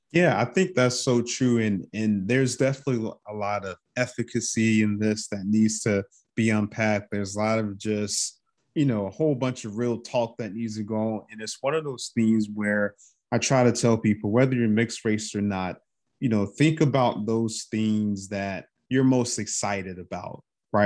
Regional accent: North Carolina, United States; I'm from North Carolina, I'm from down south

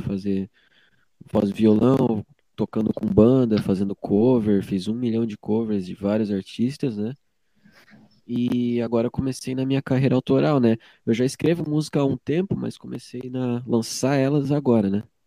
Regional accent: Joinville, Santa Catarina, Brazil; que sou nascido aqui em Joinville

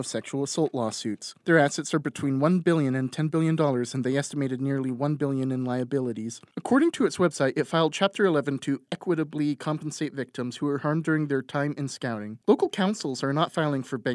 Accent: Rexburg, Idaho, United States; my hometown of Rexburg, Idaho

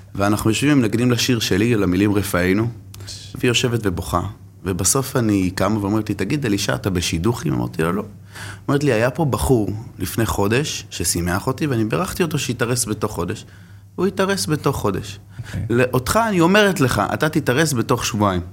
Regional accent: Jerusalem, Jerusalem District, Israel; גדלתי בשכונת גבעת שאול

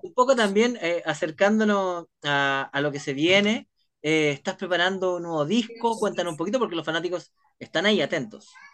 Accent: Chile; así somos los chilenos

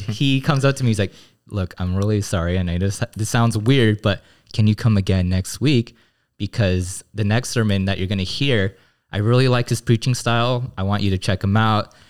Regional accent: Glendale, California, United States; I grew up in the Korean American Christian church, um, my home church in Glendale.

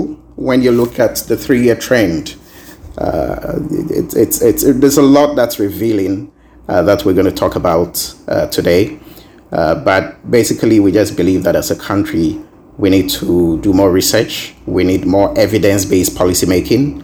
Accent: Ghana; us as Ghanaians

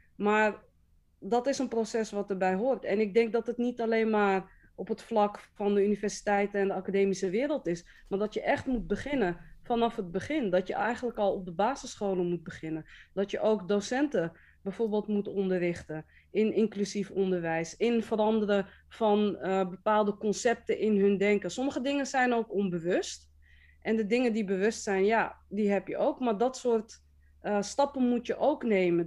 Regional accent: Amsterdam, North Holland, Netherlands; Ik ben wel geboren en getogen in Amsterdam

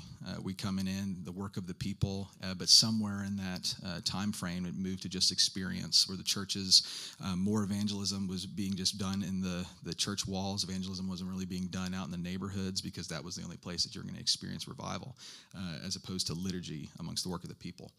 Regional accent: Franklin, Tennessee, United States; I grew up in the Spring Hill, Franklin area.

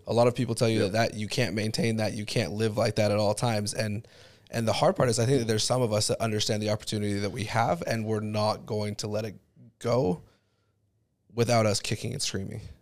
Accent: Highland, Utah, United States; also born or lived in Alpine, Utah; I grew up in Highland and Alpine

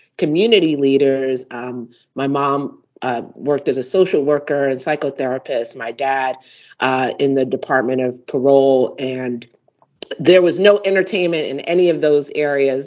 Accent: New York City, New York, United States; my first job as a New Yorker, I grew up in Brownsville, Brooklyn

